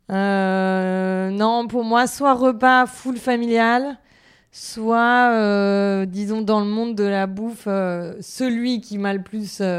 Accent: Paris, Île-de-France, France; also born or lived in London; Alors, moi, à Paris. Et après, j'ai fait un bout d'études à Londres.

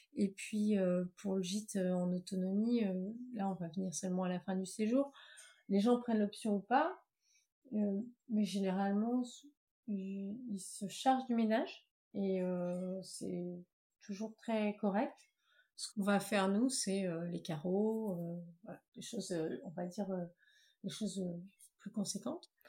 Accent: Plouguerneau, Brittany, France; moved away as an adult; also born or lived in Rennes / Paris; on est natifs de Pouillerneau, tous les deux

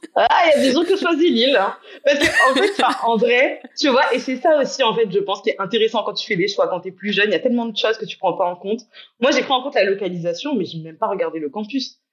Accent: Guadeloupe; moved away as an adult; also born or lived in England; J'ai grandi en Guadeloupe. J'y suis rentrée depuis un an et demi.

